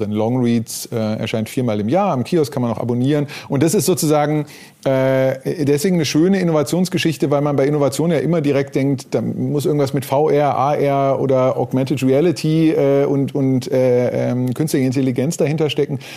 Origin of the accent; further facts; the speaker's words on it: North Rhine-Westphalia, Germany; born there; bin geboren im Ruhrgebiet, ähm, auf die Journalistenschule gegangen, äh, 96